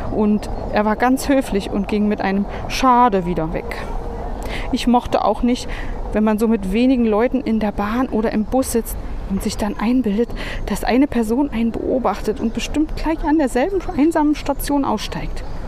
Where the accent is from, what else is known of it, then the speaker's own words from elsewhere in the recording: Berlin, Germany; moved away as an adult; als Berlinerin